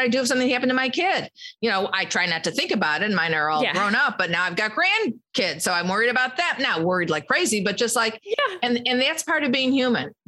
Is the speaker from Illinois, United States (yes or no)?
yes; Chicago, Illinois, United States; I'm from Chicago